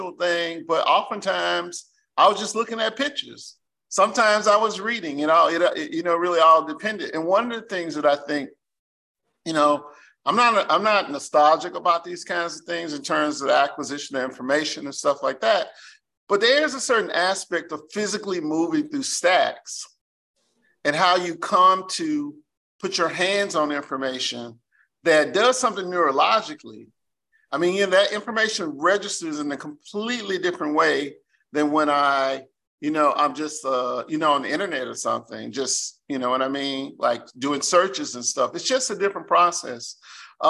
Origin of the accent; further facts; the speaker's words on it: Mississippi Delta, United States; growing up in Mississippi, in the Delta in particular, you had a pronounced sense of deprivation